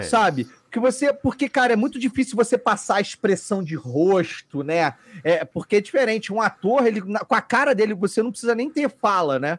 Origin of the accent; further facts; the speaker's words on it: Petrópolis, Rio de Janeiro, Brazil; now in Rio de Janeiro, Brazil; eu sou de Petrópolis, na verdade, eu não sou do Rio. E aí em Petrópolis não tinha uma grande comunidade de uhum. nerd